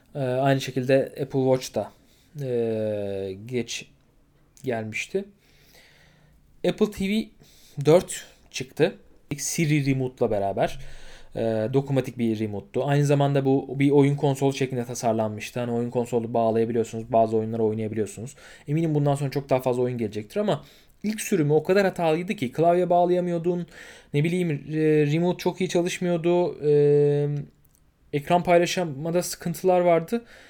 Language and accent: Turkish; Turkey; biz Türküz.